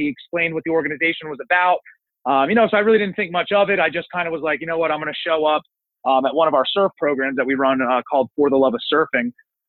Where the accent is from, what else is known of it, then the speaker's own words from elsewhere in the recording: Northeast, United States; I come from the Northeast. It's a little bit different of an area up there. It's a small town. Everybody knows everybody.